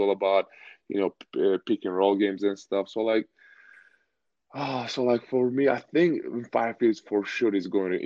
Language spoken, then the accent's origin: English; Turkey; moved away; I grew up in Turkey